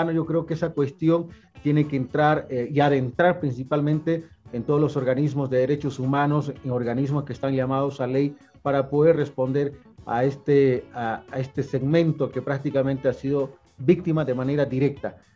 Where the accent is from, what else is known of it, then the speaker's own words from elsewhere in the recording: Bolivia; lo cual nosotros repudiamos como pueblo boliviano.